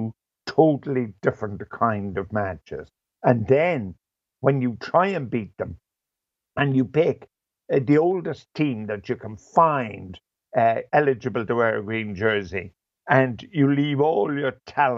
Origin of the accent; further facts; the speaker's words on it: Ireland; as an Irishman